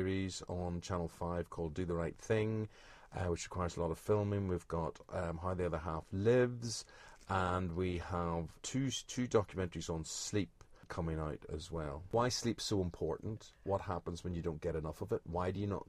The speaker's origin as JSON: {"language": "English", "town": "Belfast", "region": "Northern Ireland", "country": "United Kingdom", "tie": "born or raised there", "said": "When I was growing up in Belfast"}